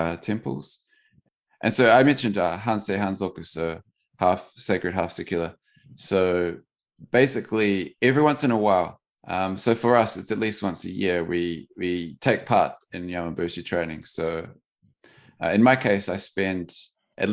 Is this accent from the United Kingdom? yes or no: no; New Zealand; now in Sakata, Japan; I'm from New Zealand, but I live here in Sakata City, Yamagata Prefecture.